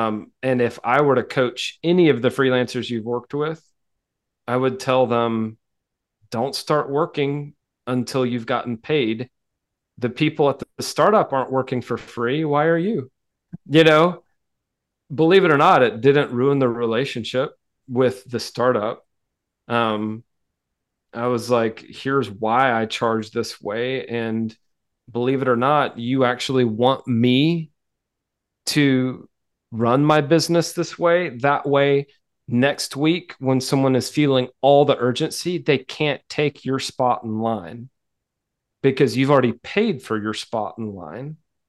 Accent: the South, United States; I mean, I'm a Southerner, like I'm polite to a fault sometimes.

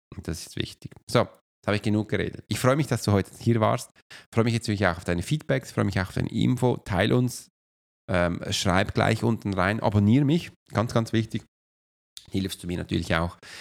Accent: Switzerland; wenn ich als Schweizer nach Deutschland komme

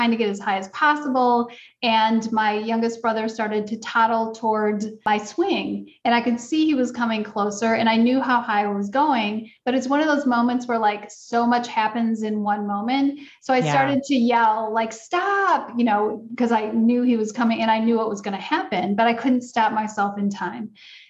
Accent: Wisconsin, United States; I grew up in Wisconsin.

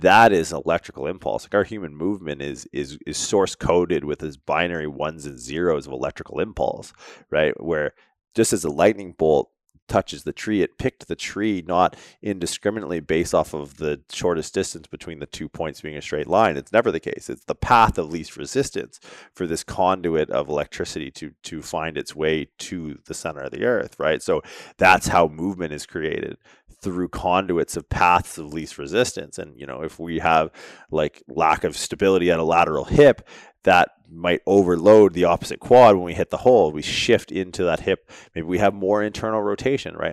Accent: Canada; being Canadian

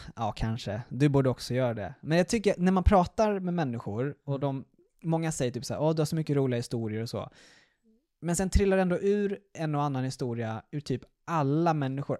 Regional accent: Stockholm, Stockholm County, Sweden; moved away as an adult; also born or lived in Malmö; jag är alltså uppvuxen och, i Stockholm

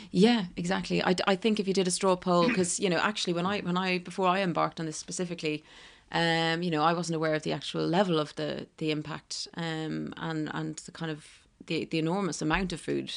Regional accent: County Kildare, Ireland; moved away as an adult; also born or lived in Dublin / New York, United States; now in London, United Kingdom; I'm from Dublin, um, well, actually Kildare

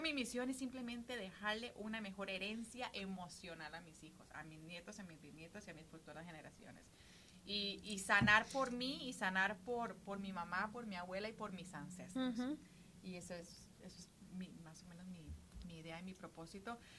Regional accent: Costa Rica; moved away as an adult; now in United States; vivo en Estados Unidos hace 22 años, llegué aquí cuando tenía 19 de Costa Rica.

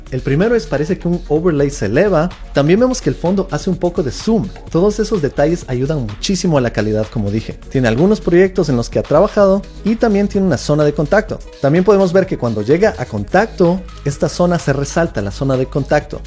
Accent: Quito, Pichincha, Ecuador; mi tierra, Quito, Ecuador

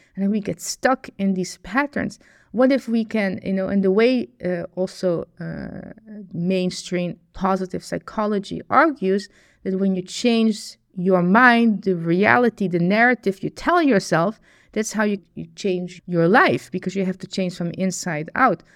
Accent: Netherlands; I was born in the Netherlands

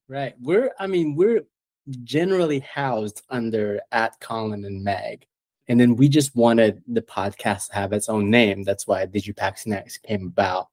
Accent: Malaysia; moved away as an adult; now in United States; I was born and raised in Malaysia

